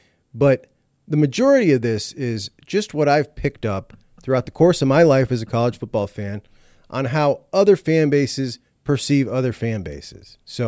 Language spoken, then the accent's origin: English; Ohio, United States; I'm from the Midwest, right? I'm from Ohio.